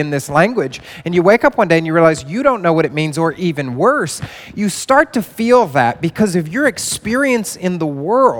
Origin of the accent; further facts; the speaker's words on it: the Bible Belt, United States; moved away as an adult; now in New York City, United States; I grew up in the Bible Belt